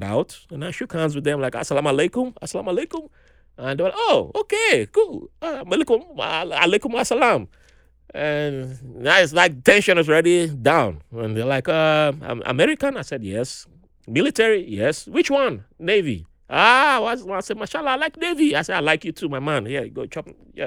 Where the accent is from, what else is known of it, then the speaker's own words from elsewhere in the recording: Nigeria; moved away; I grew up in Nigeria